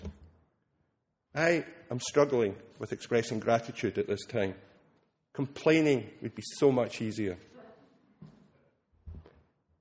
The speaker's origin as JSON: {"language": "English", "region": "Scotland", "country": "United Kingdom", "moved": "yes", "lives_now": "Austin, United States", "said": "being Scottish, I didn't grow up with the Thanksgiving holiday"}